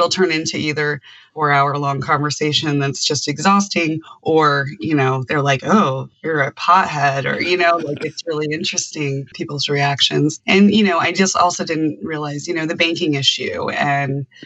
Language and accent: English; Colorado, United States; I grew up in Colorado. I'm a Colorado native.